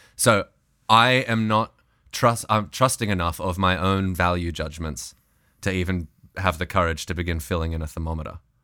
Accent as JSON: {"language": "English", "country": "Australia", "moved": "as an adult", "lives_now": "United States"}